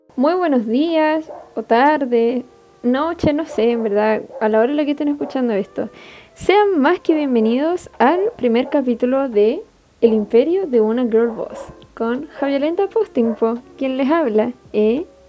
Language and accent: Spanish; Iquique, Tarapacá, Chile; soy de Chile, específicamente Iquique. Estudio química y farmacia acá mismo.